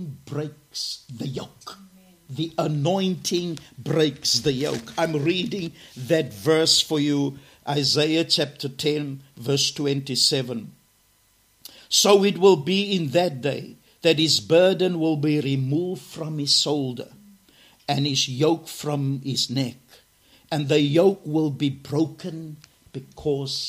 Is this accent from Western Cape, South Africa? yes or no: yes; Cape Town, Western Cape, South Africa; I'm from Garden Village, Cape Town, South Africa.